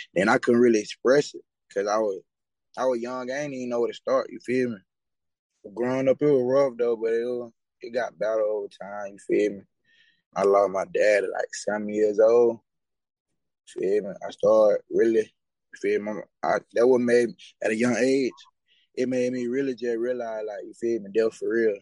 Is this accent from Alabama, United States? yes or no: yes; Anniston, Alabama, United States; 24. I'm from Manistown